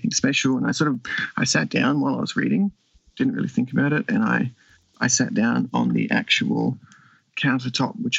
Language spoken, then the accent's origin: English; Western Australia, Australia; I'm from Western Australia